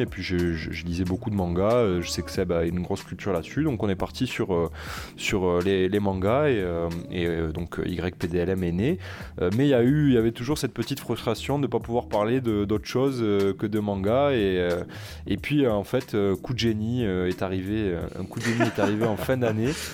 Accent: Toulouse, Occitania, France; je viens de Toulouse, on, prononce le S chez nous

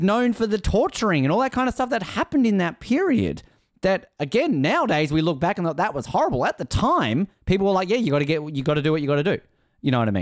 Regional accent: Australia; I'm Australian

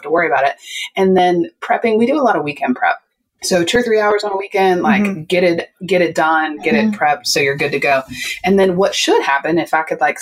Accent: West Virginia, United States; I am from West Virginia. I am Southern.

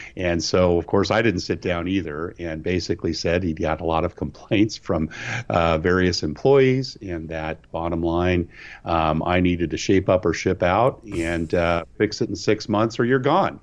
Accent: California, United States; moved away as an adult; growing up in California

